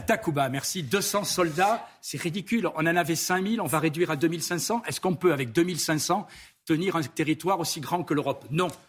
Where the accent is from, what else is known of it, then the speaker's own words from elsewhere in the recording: France; je suis un ami de la France avant tout, puisque je suis français